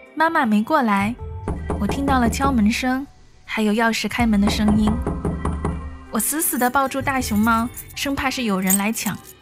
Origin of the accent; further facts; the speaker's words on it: Yunnan, China; moved away; 作为一名云南人